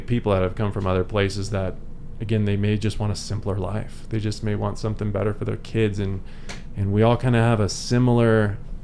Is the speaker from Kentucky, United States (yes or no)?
no; San Diego, California, United States; moved away as an adult; now in Eagle, United States; born and raised in San Diego